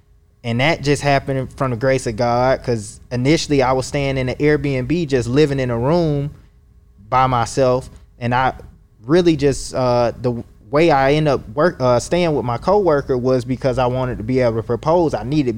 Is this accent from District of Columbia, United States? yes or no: no; Atlanta, Georgia, United States; So I'm from Atlanta originally, okay. But I went to Kansas City to work for the Social Security Administration in 2017.